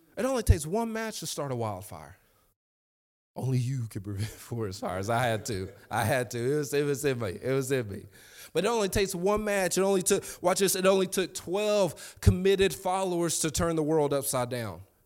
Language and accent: English; Lexington, United States; I'm from Lexington